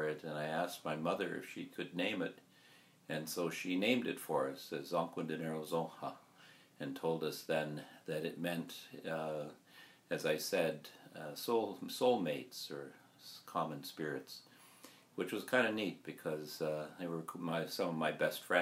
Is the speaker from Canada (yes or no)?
yes; Kahnawake Mohawk Territory, Quebec, Canada; we come from Ganawage Mohawk Territory. Our community is across from Montreal.